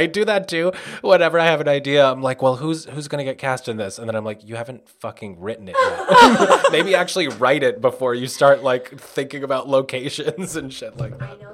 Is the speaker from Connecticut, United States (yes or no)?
no; New York, United States; first language Spanish; English is a second language; I grew up in New York